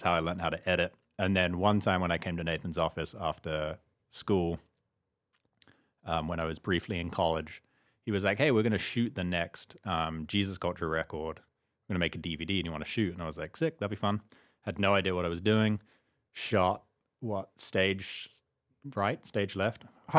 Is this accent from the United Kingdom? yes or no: yes; Staines, South East England, United Kingdom; moved away; Maybe because I was in England. Who knows? I'm English.